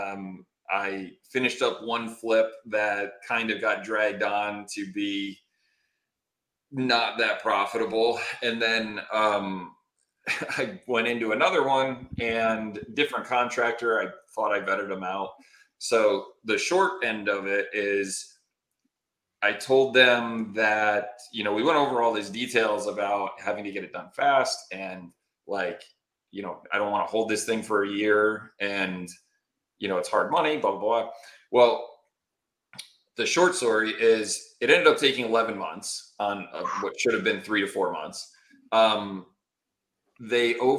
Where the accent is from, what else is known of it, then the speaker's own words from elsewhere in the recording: Connecticut, United States; now in Phoenix, United States; I'm originally from Connecticut